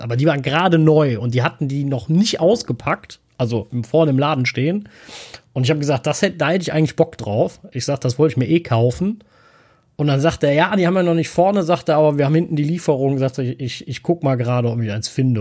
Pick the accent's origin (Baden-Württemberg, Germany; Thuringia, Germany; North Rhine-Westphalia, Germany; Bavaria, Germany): North Rhine-Westphalia, Germany; Cologne; als Kölner